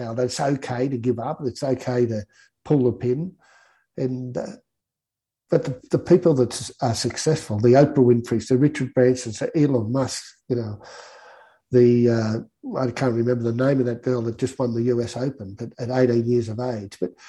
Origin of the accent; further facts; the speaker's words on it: Guyra, New South Wales, Australia; moved away; also born or lived in Sydney; growing up in Gaira, whether it was the fact that it was a small country town